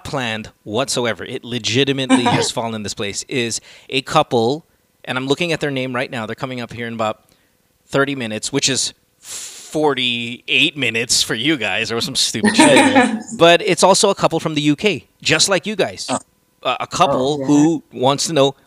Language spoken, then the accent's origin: English; Central Luzon, Philippines; also born or lived in New York, United States; now in Las Vegas, United States; I grew up in Bulacan